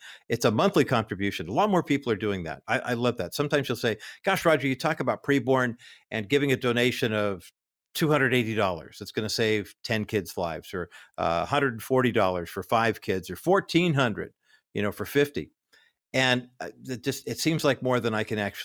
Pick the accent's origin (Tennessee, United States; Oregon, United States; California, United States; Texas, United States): California, United States; Whittier; my hometown of Whittier, California